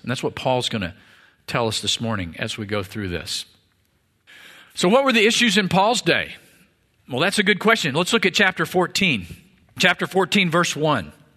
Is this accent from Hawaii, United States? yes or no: no; Missouri, United States; now in Texas, United States; I was born in Missouri